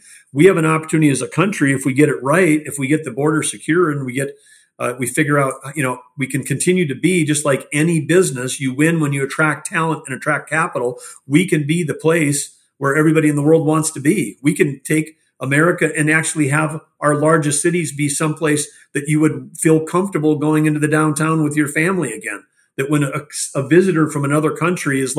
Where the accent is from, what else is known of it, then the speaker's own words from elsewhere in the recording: North Dakota, United States; my hometown, if a farmer gets cancer and can't get this crop off, you know, people don't steal his crop